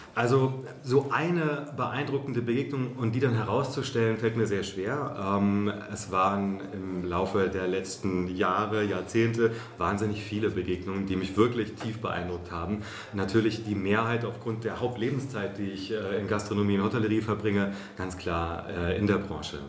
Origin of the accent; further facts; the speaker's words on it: Hesse, Germany; moved away as an adult; also born or lived in Berlin; ich mal zurück in meine Heimat nach Hessen gehe